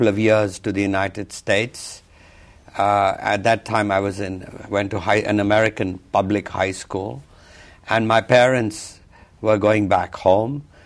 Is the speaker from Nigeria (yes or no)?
no; Punjab, India; also born or lived in Pakistan; And I grew up in Punjab, which is in the northwest of India